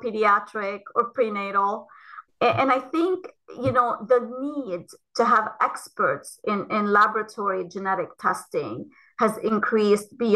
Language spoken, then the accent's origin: English; Lebanon; moved away as an adult; also born or lived in Ohio, United States; now in United States; I came from Lebanon um, after having done a, a Bachelor of Science um, in Lebanon and uh, came to Ohio State for my PhD in molecular genetics.